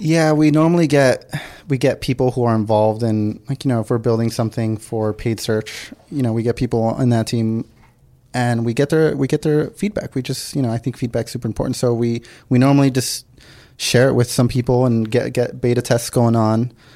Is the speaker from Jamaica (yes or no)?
no; Los Angeles, California, United States; also born or lived in San Diego; everything else has been L A, like from kindergarten and, and up for me